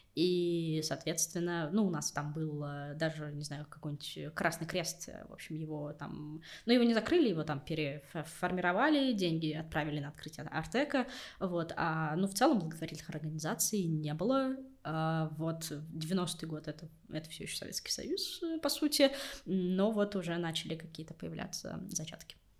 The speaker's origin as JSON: {"language": "Russian", "region": "Siberia", "country": "Russia", "tie": "born or raised there", "moved": "as an adult", "lives_now": "Moscow, Russia", "said": "я тоже из Сибири, тоже там, типа, сдавала ЕГЭ на много баллов, тоже приехала в Москву, чтобы найти работу"}